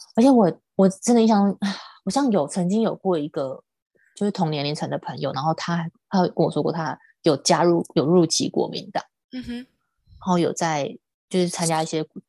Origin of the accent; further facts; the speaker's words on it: Tainan, Taiwan; 我是台南人